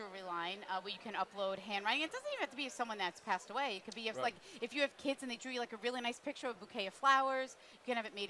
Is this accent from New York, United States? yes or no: yes; Long Island, New York, United States; I am from Long Island